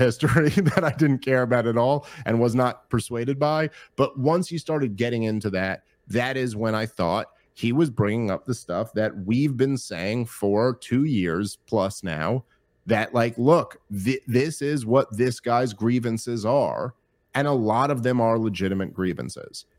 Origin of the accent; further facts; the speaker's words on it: United States; as an American